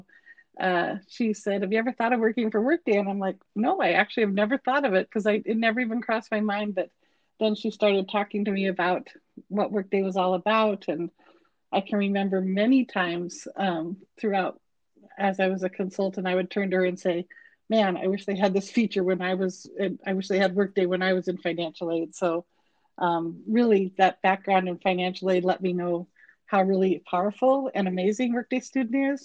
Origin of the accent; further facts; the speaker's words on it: Montana, United States; moved away as an adult; now in Eugene, United States; I'm from the great state of Montana, so that's my home state.